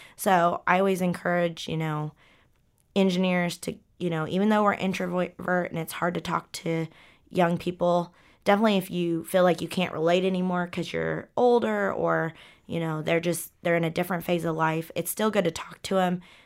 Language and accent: English; Ponca City, Oklahoma, United States; moved away; I came from Ponca City, Oklahoma, where there's not a lot of structure